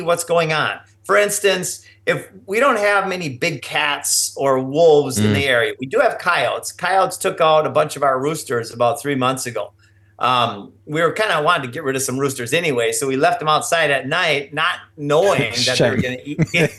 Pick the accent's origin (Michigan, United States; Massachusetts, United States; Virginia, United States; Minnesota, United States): Minnesota, United States; I grew up in Minnesota